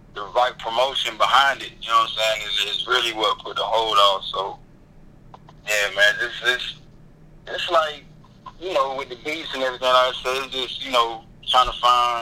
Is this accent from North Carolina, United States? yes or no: yes; Wilson, North Carolina, United States; also born or lived in Goldsboro / LaGrange; I'm from Wilson, born in Wilson, raised in Wilson